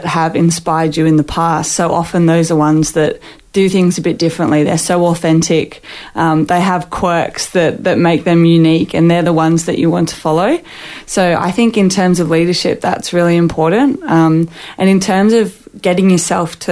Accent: Sydney, New South Wales, Australia; moved away as an adult; now in Queensland, Australia; I grew up in New South Wales

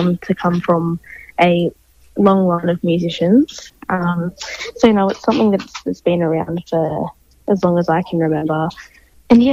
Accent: Australia; born on Yorta Yorta country in Achukamoama, which is on the border of Victoria, New South Wales. It's a beautiful little town, you know, very lucky to live, grow, work on country, and I still live there

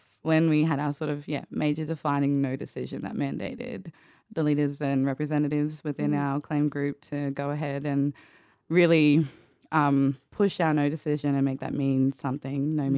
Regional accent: Queensland, Australia; If you do know me, you know that I'm a Wurundi person from a part of the broader Birrugaba Nation

